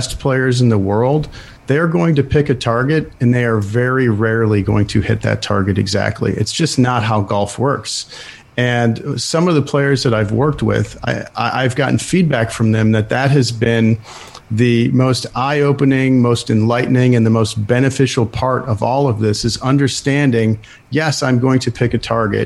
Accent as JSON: {"language": "English", "town": "Buffalo", "region": "New York", "country": "United States", "tie": "born or raised there", "said": "I grew up in Buffalo, New York, lived there most of my life"}